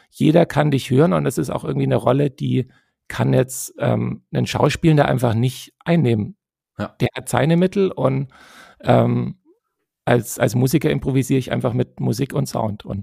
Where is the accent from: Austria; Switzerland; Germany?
Germany; Tübingen, Baden-Württemberg; accent: Swabian; also born or lived in Stuttgart; als Schwab ist es immer ein bisschen schwierig, äh, seinen, seinen Akzent loszuwerden, habe ich das Gefühl. Und ähm, naja, ganz los bin ich ihn ja auch nicht, aber ich